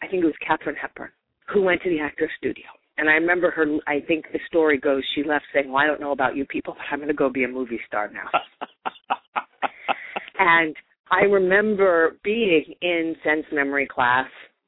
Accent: New York, United States; I'm from New York

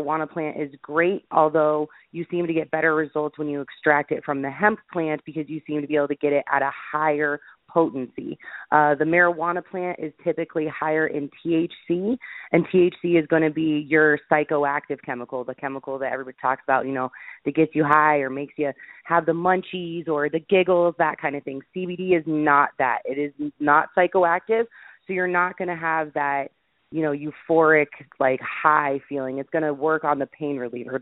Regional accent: Boulder, Colorado, United States; I am from Boulder, Colorado, which for anyone that doesn't know, Boulder is a small town outside of Denver. It's very liberal, very forward-thinking, very alternative health lifestyle, healthy lifestyle. I was born and raised there

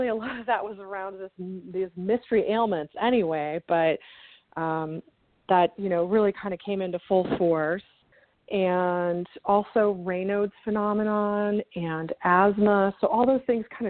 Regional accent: Houston, Texas, United States; moved away as an adult; now in Chicago, United States; I'm from Houston. Okay. My whole family's from Wisconsin originally, but my dad and my mom moved down there in the late 60s for work reasons, and so I grew up there

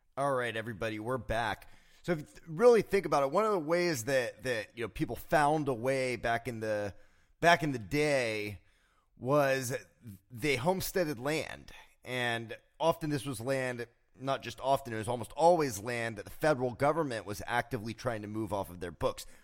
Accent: South Florida, United States; growing up in South Florida, I remember a time as a child

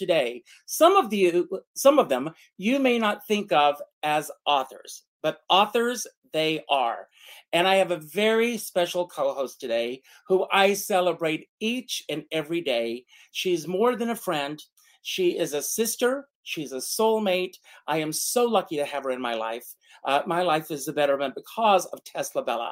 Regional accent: Conway, South Carolina, United States; growing up in Conway, South Carolina

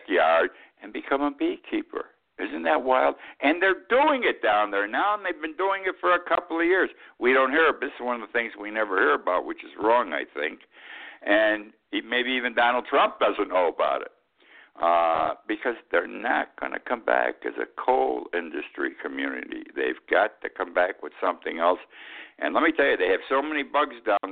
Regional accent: Utica, New York, United States; I grew up in Utica, New York

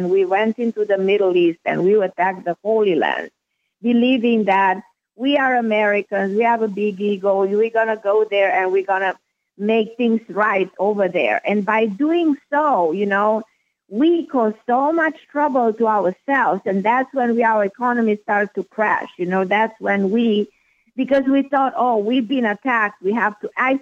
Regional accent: Romania; moved away as an adult; now in United States; I was born in a communist country. I was born in Romania. I know what it is to be born during a communist regime, to live under communist regime, under Ceausescu regime

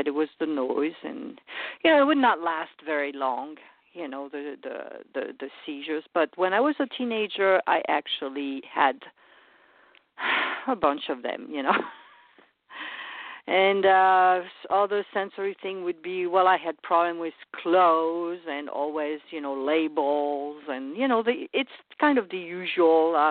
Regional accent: France; moved away as an adult; now in United States; I was born in France and raised there for the first 23 years

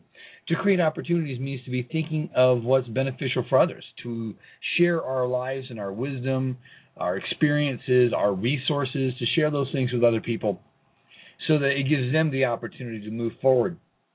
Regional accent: Colorado Springs, Colorado, United States; here in Colorado Springs in my hometown

